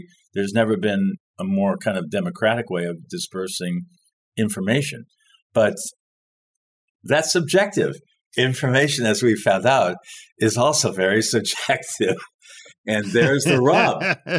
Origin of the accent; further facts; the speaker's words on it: Paris, Île-de-France, France; born there; Fake, is that I was born in Paris. We can start from there.